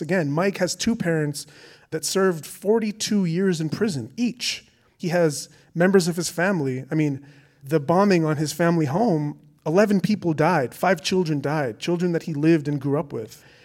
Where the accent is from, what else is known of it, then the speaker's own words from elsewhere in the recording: Canada; my being Canadian, I think in some way, here in Canada